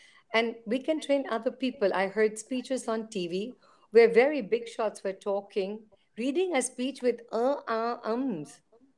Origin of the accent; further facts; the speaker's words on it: Hong Kong; also born or lived in Europe; I was born in, it's right next to Hong Kong. And then later in life, we moved to Europe. So I've grown up in British Hong Kong is British education.